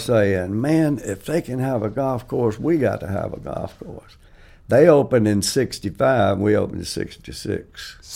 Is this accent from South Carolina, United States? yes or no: yes; Chester, South Carolina, United States; Growing up on the Mill Hill in Chester, we didn't have much